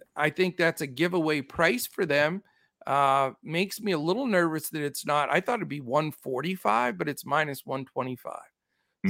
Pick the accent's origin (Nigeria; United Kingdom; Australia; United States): United States; California; I am boy from Cali